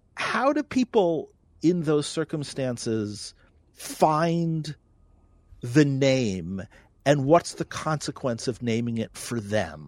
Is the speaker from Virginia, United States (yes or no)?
no; New York, United States; now in North Dakota, United States; I'm a New Yorker.